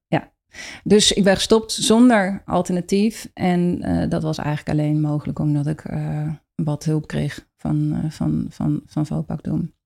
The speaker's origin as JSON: {"language": "Dutch", "town": "Rotterdam", "region": "South Holland", "country": "Netherlands", "said": "ik kom uit Rotterdam"}